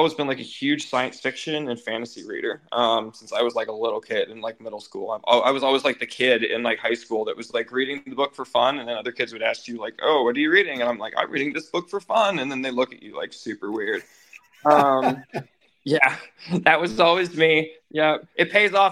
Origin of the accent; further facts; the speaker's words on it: Dayton, Ohio, United States; now in Florida, United States; I'm from Dayton, Ohio.